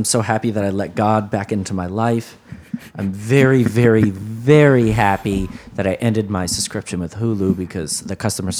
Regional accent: Carmel, New York, United States; growing up in Carmel, New York

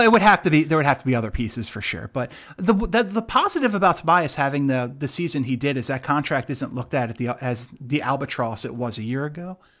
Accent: California, United States; I was born in California

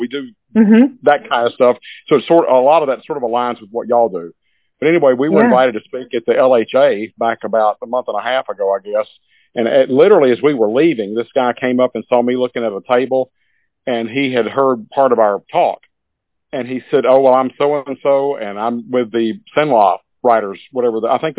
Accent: Baton Rouge, Louisiana, United States; where I grew up in Baton Rouge

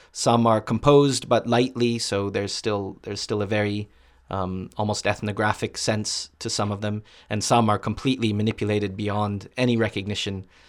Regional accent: Boston, Massachusetts, United States; When I was growing up in Boston

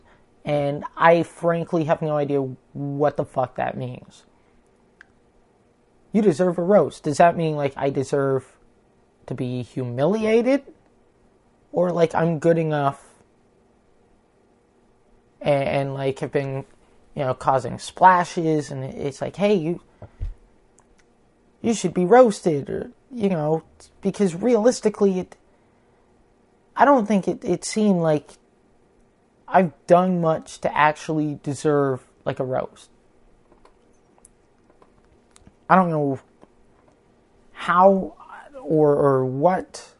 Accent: Canada; I'm Canadian

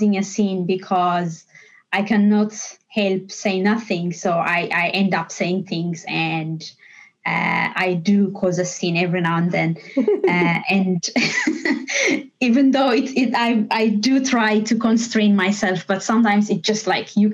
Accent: Ethiopia; moved away as an adult; now in Dublin, Ireland; I come from Ethiopia. I grew up there.

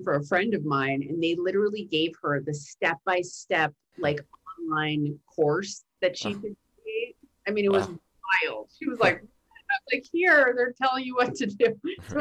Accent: New York City, New York, United States; I'm from Brooklyn

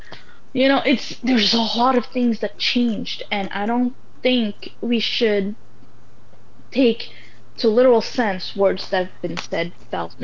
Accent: Canada; This is where I grew up. So yes, I value myself as a Muslim person, as a Moroccan person, but I also value myself as a Canadian

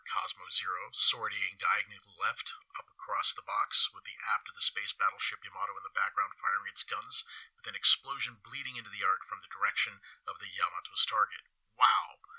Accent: San Francisco, California, United States; Growing up in San Francisco, as a child, I began to haunt our Japantown.

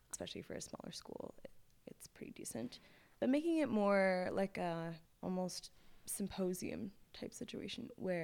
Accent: Toronto, Ontario, Canada; moved away as an adult; now in Halifax, Canada; I'm from Toronto, Ontario, and I lived near Scarborough and then went to private school

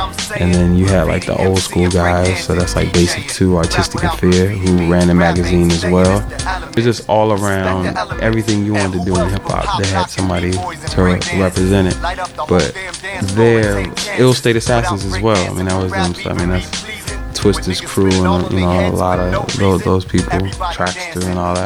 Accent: Chicago, Illinois, United States; I'm from Chicago

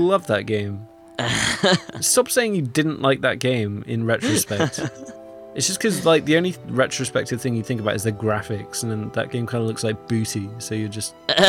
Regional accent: England, United Kingdom; I'm English.

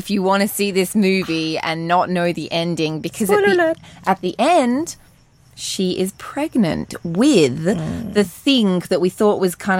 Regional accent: Armidale, New South Wales, Australia; I'm from Armidale.

